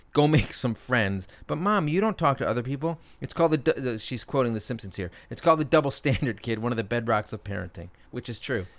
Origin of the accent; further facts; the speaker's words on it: Connecticut, United States; now in Brooklyn, United States; my hometown of Connecticut